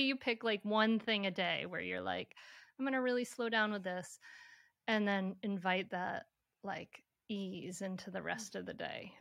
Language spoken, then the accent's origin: English; Bristol, Rhode Island, United States; my hometown, Bristol, Rhode Island